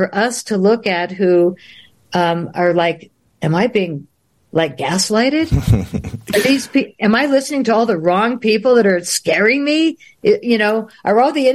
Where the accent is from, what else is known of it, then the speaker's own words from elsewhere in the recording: Boulder, Colorado, United States; I'm a girl from Boulder